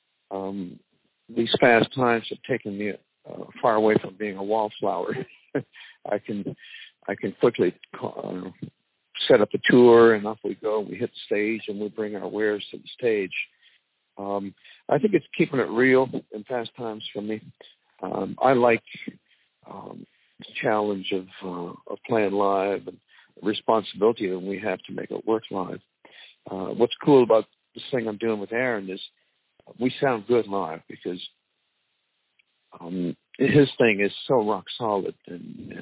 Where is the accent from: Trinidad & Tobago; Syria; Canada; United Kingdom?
Canada; moved away; also born or lived in Silver Lake / the South; we're both Canadian